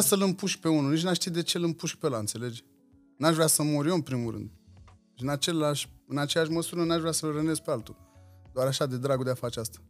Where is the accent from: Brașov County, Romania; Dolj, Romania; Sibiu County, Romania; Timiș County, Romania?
Dolj, Romania; Craiova; îmi iubesc orașul natal, iubesc Craiova, uh, sunt îndrăgostit de cartierul în care am crescut